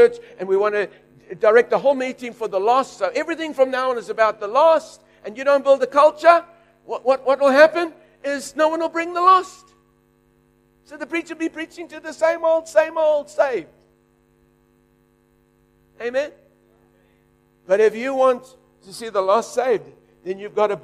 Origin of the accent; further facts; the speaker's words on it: South Africa; now in Australia; I'm just a South African leading an Australian church